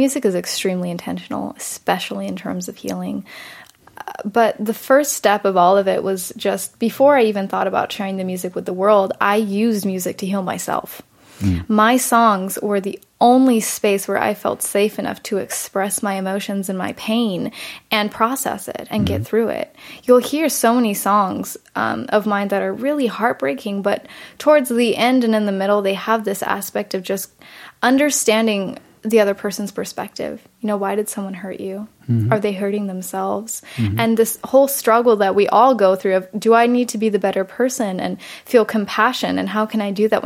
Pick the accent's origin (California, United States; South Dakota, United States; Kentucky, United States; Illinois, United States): California, United States; San Diego; born or raised there; also born or lived in Germany